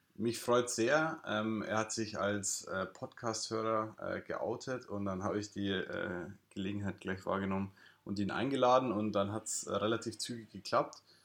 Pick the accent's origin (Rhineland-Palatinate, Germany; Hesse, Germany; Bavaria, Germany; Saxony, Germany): Bavaria, Germany; Ingolstadt; now in Lisbon, Portugal; woher kommst du? Und dann sage ich ja Ingolstadt